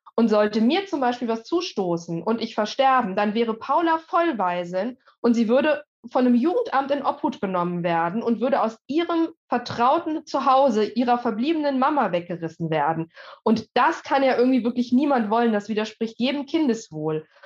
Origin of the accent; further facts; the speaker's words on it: Germany; bei uns in Deutschland